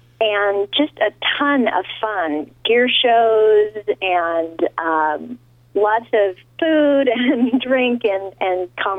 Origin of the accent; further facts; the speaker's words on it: California, United States; also born or lived in the West; Well, I'm originally from California, but I've lived all over the West.